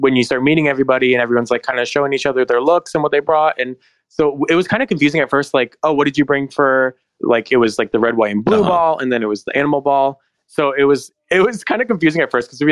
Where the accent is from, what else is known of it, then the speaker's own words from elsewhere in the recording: Michigan, United States; I'm from Michigan.